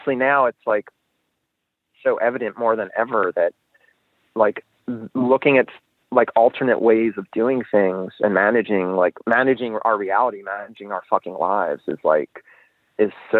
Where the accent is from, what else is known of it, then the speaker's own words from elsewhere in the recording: Annapolis, Maryland, United States; we grew up around Annapolis